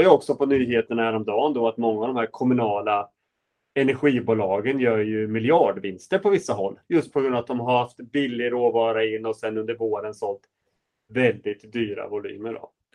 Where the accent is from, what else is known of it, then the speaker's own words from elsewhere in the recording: Sweden; vi svenskar